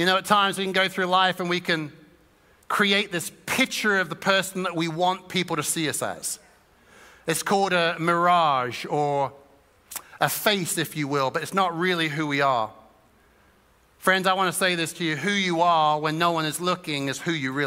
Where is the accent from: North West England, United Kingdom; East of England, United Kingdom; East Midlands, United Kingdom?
East of England, United Kingdom; Suffolk; Growing up in Suffolk